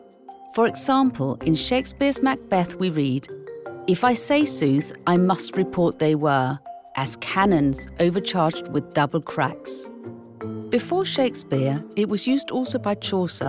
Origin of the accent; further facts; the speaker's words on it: Denmark; first language Danish; English is a second language; In Danish, my native language